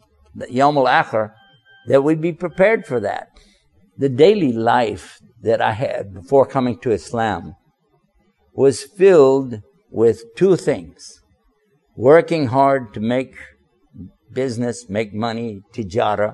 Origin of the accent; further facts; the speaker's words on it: Texas, United States; now in Washington, D.C., United States; originally I'm from Texas. I live now in the Washington, D.C. area